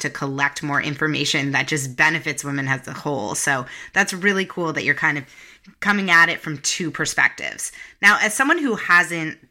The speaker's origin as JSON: {"language": "English", "country": "Canada", "moved": "yes", "lives_now": "United States", "said": "I'm originally from Canada"}